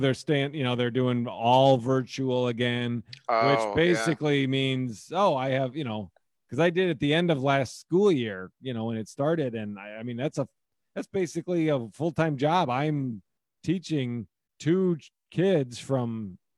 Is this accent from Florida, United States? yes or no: no; Omaha, Nebraska, United States; moved away; that's where I'm from originally. So I grew up in Omaha, Nebraska